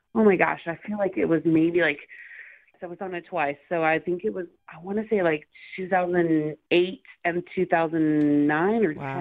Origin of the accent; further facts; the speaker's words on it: Oklahoma, United States; moved away as an adult; now in Los Angeles, United States; I'm originally from Oklahoma. So I moved to Los Angeles about 12 years ago um, to pursue a career in acting